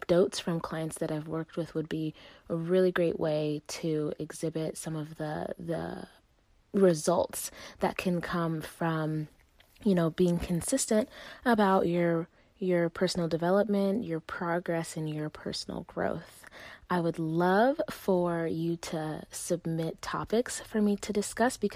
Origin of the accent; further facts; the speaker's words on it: Las Vegas, Nevada, United States; also born or lived in Uganda; I was born in Uganda and raised in Las Vegas